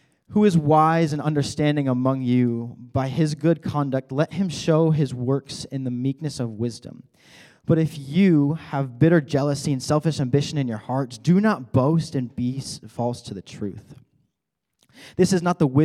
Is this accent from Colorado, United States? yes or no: yes; Colorado, United States; moved away; I am from Colorado